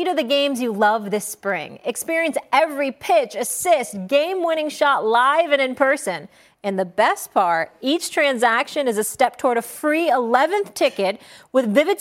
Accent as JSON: {"language": "English", "region": "Connecticut", "country": "United States", "said": "I'm Connecticut all day. I'm not going to try to claim anything else. Suburban kid"}